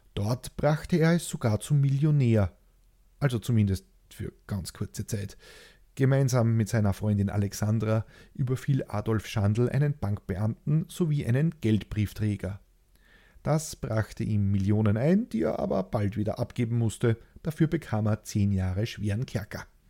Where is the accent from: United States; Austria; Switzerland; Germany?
Austria; Ich liebe mein Heimatland.